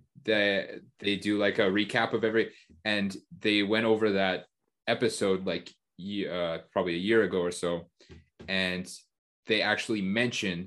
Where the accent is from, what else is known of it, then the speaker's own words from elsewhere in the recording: Canada; in Canada growing up, I watched the Canadian national team, but my family's Portuguese